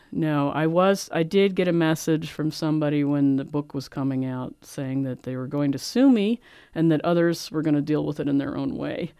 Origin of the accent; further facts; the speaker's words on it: Philadelphia, Pennsylvania, United States; moved away; I'm from Philadelphia. I grew up around the mafia.